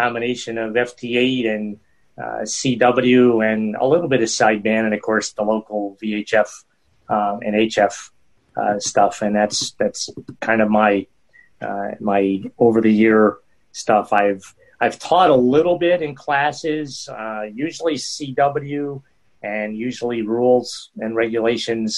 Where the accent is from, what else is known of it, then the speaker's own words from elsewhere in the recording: a small town north of Albany, New York, United States; now in Albany, United States; I grew up in a small town north of here and moved here after getting married.